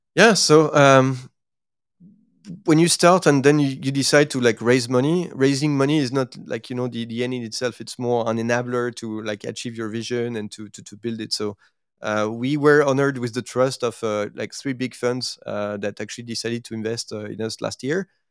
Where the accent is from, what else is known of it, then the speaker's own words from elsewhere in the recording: France; accent: French; English is a second language; moved away as an adult; also born or lived in Asia; my accent will actually not, uh, you know, like, uh, uh, will not lie. So I, I, I'm, I'm actually French